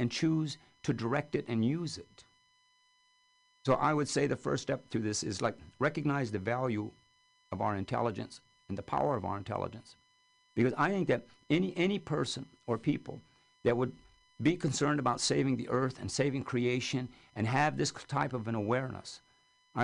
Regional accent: California, United States; I'm from California.

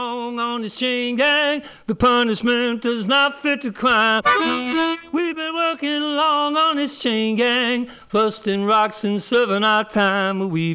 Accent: Newark, New Jersey, United States; where I grew up in my hometown, Newark, New Jersey

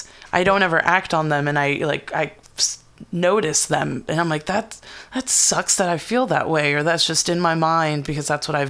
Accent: East Palo Alto, California, United States; I grew up in East Palo Alto, which is like predominantly Black people.

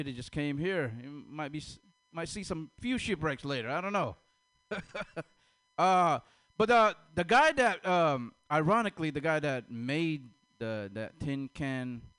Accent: Stockton, California, United States; I'm from Stockton.

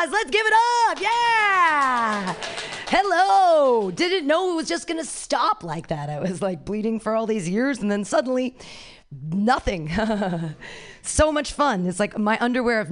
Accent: Danville, California, United States; I grew up in Danville

